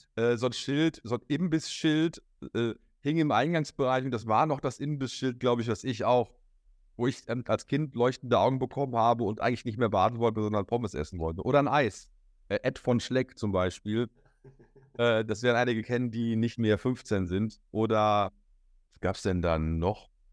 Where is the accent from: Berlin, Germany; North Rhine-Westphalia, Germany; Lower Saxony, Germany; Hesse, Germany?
North Rhine-Westphalia, Germany; Hamm; hier bei uns in Hamm